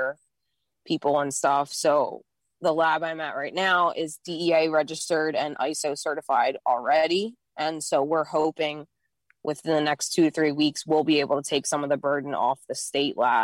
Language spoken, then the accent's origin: English; Philadelphia, Pennsylvania, United States; moved away as an adult; also born or lived in Denver, Colorado; now in New Jersey, United States; I'm from the Philadelphia area